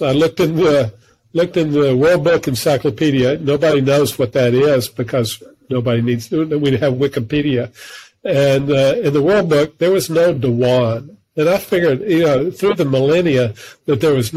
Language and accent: English; Mobile, Alabama, United States; I'm from Mobile, Alabama.